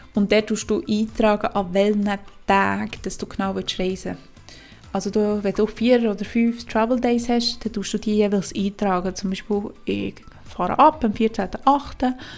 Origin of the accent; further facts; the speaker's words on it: Switzerland; bei uns in der Schweiz